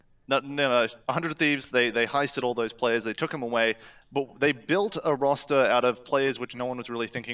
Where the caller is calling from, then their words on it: Gold Coast, Queensland, Australia; I'm calling from the Gold Coast, Australia.